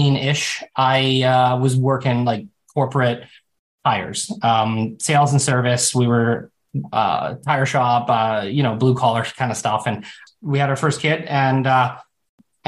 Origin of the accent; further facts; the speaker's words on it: Canada; I'm Canadian.